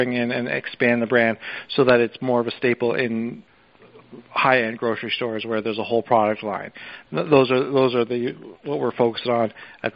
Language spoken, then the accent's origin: English; Toronto, Ontario, Canada; moved away as an adult; also born or lived in Brooklyn / Long Island; now in Southampton, United States; I was born and raised in Toronto, Canada, and I moved down to New York City in 2009, and I've been here ever since.